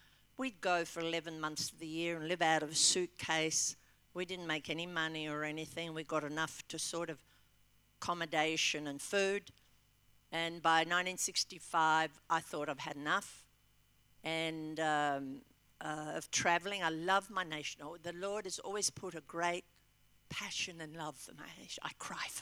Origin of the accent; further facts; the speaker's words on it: Albury, New South Wales, Australia; also born or lived in Melbourne; now in Western Australia, Australia; I was originally from Albury and trained here